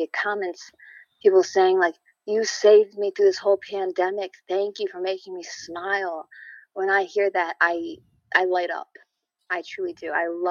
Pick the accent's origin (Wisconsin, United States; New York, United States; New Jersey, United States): New York, United States; Actually in upstate New York.